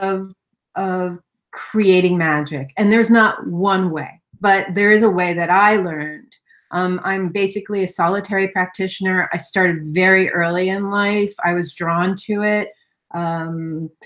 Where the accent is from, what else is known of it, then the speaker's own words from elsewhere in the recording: New York City, New York, United States; I grew up in Manhattan.